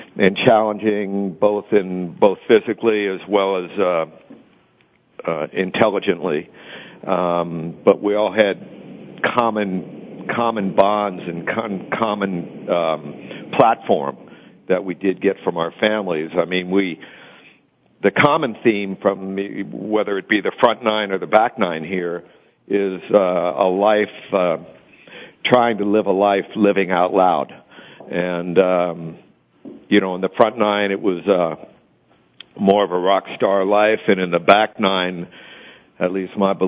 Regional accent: Cincinnati, Ohio, United States; moved away as an adult; when we came back in the 90s after, you know, being scattered around the country, we regrouped at home

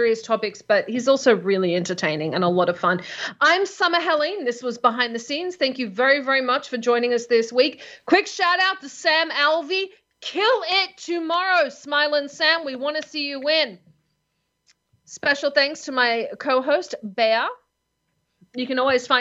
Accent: Australia; now in United States

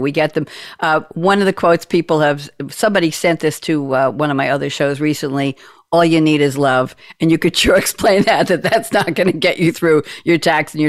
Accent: Long Island, New York, United States; born or raised there; moved away as an adult; now in North Carolina, United States

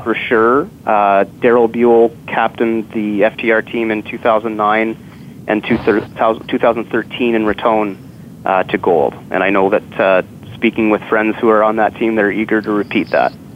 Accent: Ottawa, Ontario, Canada; born and raised in Ottawa

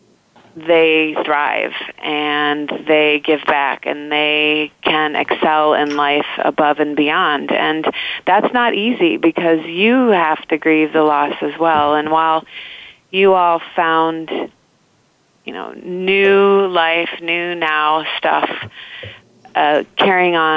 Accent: Indiana, United States; where I grew up in Indiana

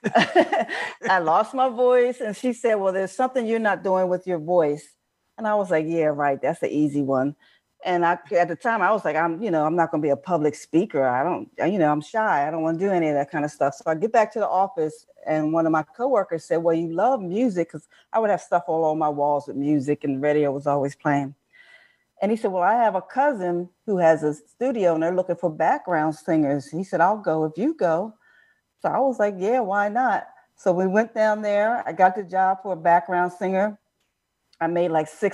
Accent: New Jersey, United States; I grew up in South New Jersey

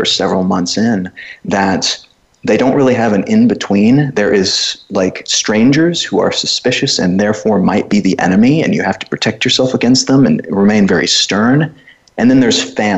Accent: United States; moved away as an adult; also born or lived in Cluj-Napoca, Romania; being an American

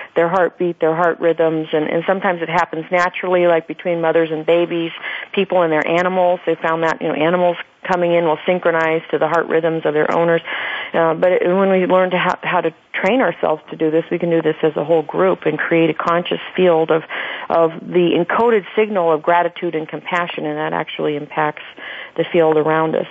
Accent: Phoenix, Arizona, United States; in my hometown in Phoenix

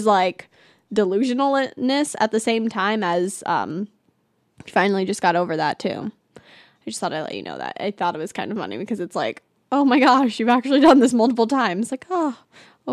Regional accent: California, United States; now in Arizona, United States; I'm from California

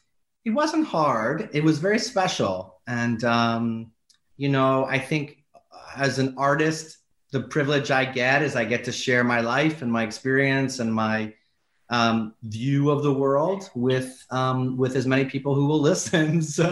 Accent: New York City, New York, United States; And I think Staten Island is a place really special to me. I grew up there. But it's also a place with a really, really strong community, a strong Italian American community, a place where grandparents and grandkids all live in the same house very often.

